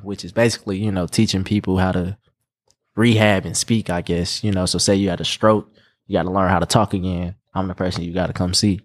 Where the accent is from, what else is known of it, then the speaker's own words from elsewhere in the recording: Indianapolis, Indiana, United States; also born or lived in Gary, Indiana / St. Louis; I'm pretty much raised here, been here since I was, like, four